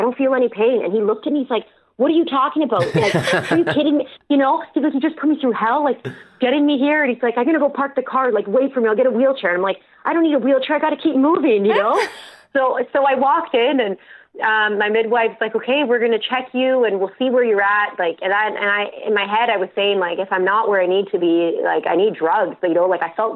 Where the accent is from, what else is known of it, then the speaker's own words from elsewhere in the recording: Ontario, Canada; I'm from Ontario